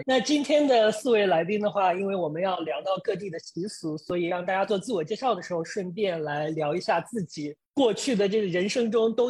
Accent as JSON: {"language": "Chinese", "town": "Nanyang", "region": "Henan", "country": "China", "tie": "born or raised there", "also_born_or_lived": "Hubei", "moved": "as an adult", "said": "我最小最小的时候，就在我们的老家，是南阳一个小城里边过年。"}